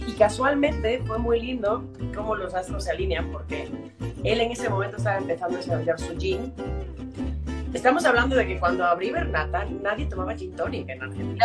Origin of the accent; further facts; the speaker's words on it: Mexico City, Mexico; moved away as an adult; also born or lived in Galicia, Spain; now in Madrid, Spain; nacimos en México, vivimos una serie de años allí. Luego estuvimos viendo una temporada aquí en Galicia y, eh, y después volvimos a México, ¿no? Yo estuve viviendo en México hasta que terminé mi carrera de arquitectura